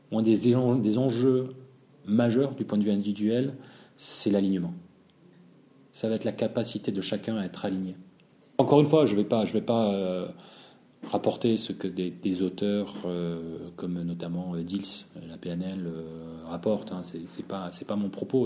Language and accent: French; Marseille, Provence-Alpes-Côte d'Azur, France; je suis marseillais